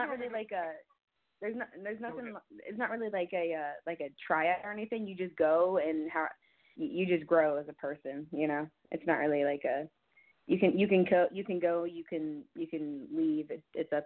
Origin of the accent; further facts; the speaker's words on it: Florida, United States; now in Cincinnati, United States; I am from Cincinnati. Technically, I moved here 15 years ago, but I'm actually from Florida